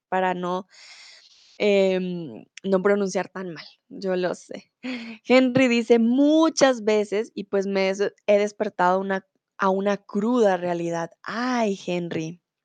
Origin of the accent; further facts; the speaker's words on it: Colombia; now in Germany; soy de Colombia, comúnmente vivo en Alemania y ahora estoy en eh, mi país, en Colombia